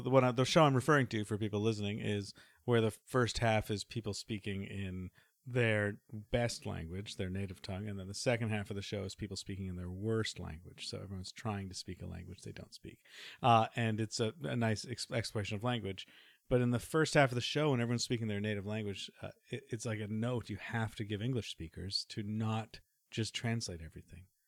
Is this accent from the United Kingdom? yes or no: no; Canada; I am Canadian, so I should be able to speak it a little bit